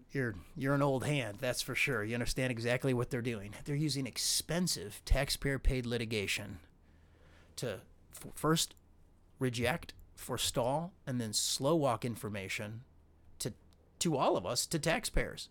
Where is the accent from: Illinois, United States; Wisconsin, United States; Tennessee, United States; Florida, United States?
Illinois, United States; I'm from Illinois.